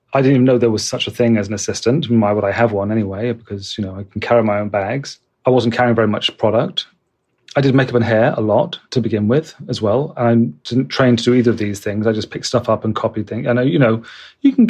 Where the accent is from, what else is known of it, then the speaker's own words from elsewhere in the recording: Bristol, South West England, United Kingdom; moved away as an adult; also born or lived in London; stuff I'd done in Bristol, which is my hometown